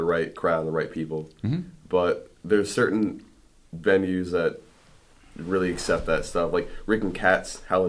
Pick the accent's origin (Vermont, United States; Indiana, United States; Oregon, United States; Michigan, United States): Vermont, United States; Rutland; we've lived here all our lives. Mm-hmm. Growing up in Rutland